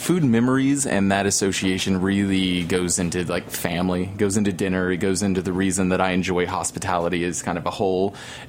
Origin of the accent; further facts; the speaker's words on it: Texas, United States; now in Los Angeles, United States; I'm from Texas. You know, I grew up in Texas. Grandfather's French, grandmother's French.